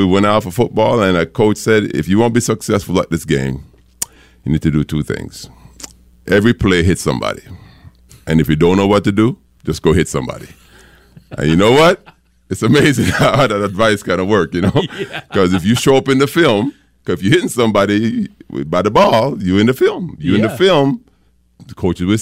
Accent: New Jersey, United States; also born or lived in Jamaica; I grew up in Jersey

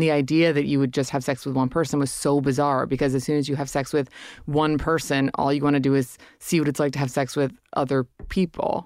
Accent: Hudson Valley, upstate New York, United States; I grew up in upstate New York in the Hudson Valley

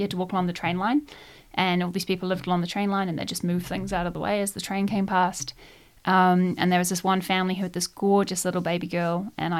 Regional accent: Nelson, New Zealand; also born or lived in United Kingdom / Bangkok; I grew up in Nelson. So I spent about 12 years doing all of my high school growing up in Nelson.

